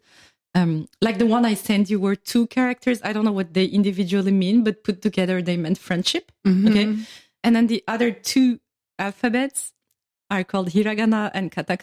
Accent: France; I'm from France.

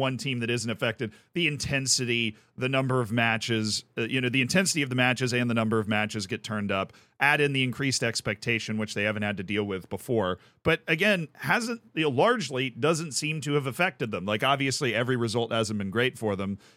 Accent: Tampa, Florida, United States; called the Tampa Bay Rays, who are from my hometown

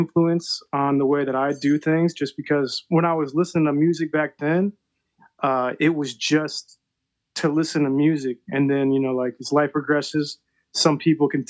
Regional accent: Rochester Hills, Michigan, United States; also born or lived in Pontiac, Michigan / Grand Blanc, Michigan; I grew up in Michigan. So very beginning of my life, I was born in Pontiac, not the best area. So my parents, they moved us out of there, and I spent like the next kind of half of my life in Rochester Hills

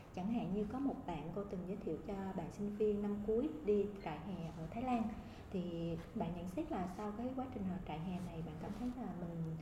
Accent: Vietnam; moved away

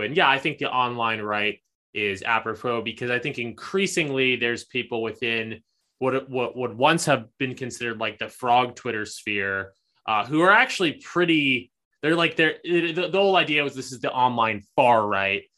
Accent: East Coast, United States; now in Los Angeles, United States; was born on the East Coast, moved to L A, um, am kind of settled down here

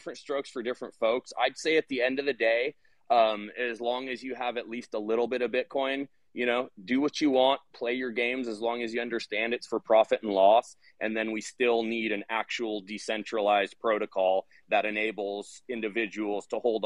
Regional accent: United States; I'm an American.

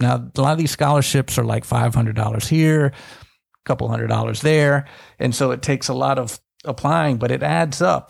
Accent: Tallahassee, Florida, United States; I grew up in Tallahassee, right by Florida State

